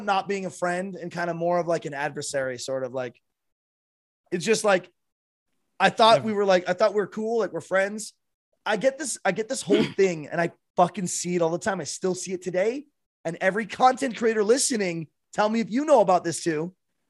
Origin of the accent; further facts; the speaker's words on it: Michigan, United States; Yeah, I guess I'm from Northern Michigan, right next to the border.